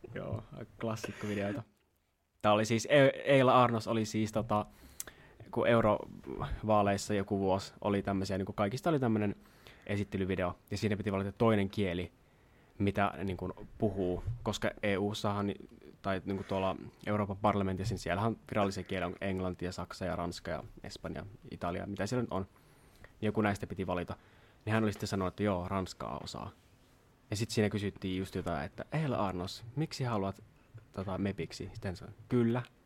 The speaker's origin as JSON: {"language": "Finnish", "town": "Jyväskylä", "region": "Central Finland", "country": "Finland", "tie": "born or raised there", "said": "ala-aste oli tuolla Jyväskylässä, mistä me ollaan kotoisin molemmat."}